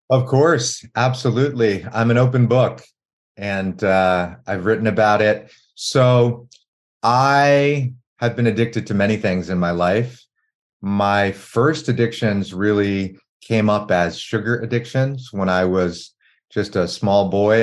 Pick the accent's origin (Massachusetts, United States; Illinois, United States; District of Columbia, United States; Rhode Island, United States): District of Columbia, United States; Washington; when I was growing up in Washington, D.C., in the early 80s